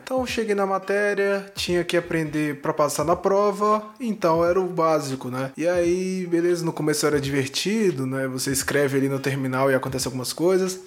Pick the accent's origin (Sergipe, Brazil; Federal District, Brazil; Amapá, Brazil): Federal District, Brazil; Brasília; Sou de Brasília, Distrito Federal, nascido e criado aqui no quadradinho do Cerrado